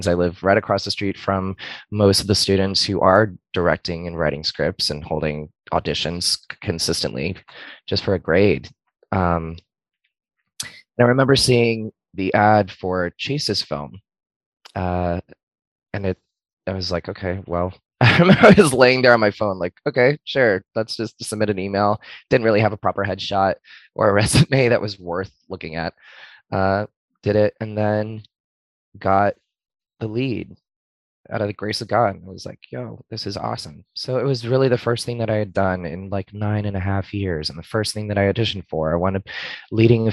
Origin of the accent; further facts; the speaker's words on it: West Palm Beach, Florida, United States; moved away as an adult; now in Orlando, United States; I was raised in West Palm